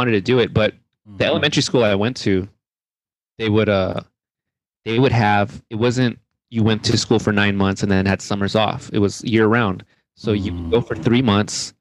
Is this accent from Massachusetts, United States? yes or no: no; Rialto, California, United States; I grew up in Rialto, California, which is about 60 miles east of Los Angeles